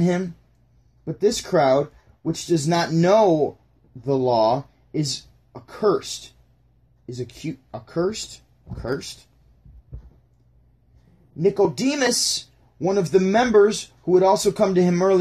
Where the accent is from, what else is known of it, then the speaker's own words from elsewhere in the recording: Syracuse, New York, United States; also born or lived in Burlington, Ontario / St. Catharines, Ontario; I'm from Syracuse, New York